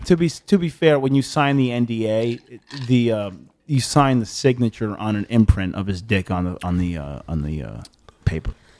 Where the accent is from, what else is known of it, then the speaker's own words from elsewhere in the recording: Long Island, New York, United States; moved away as an adult; also born or lived in Bay Shore, New York; now in Los Angeles, United States; I'm from Long Island